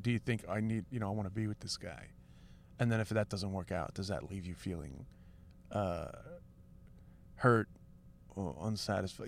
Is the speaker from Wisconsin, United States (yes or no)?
no; New York City, New York, United States; also born or lived in Lower East Side, New York; I'm sort of like a working class kid from Queens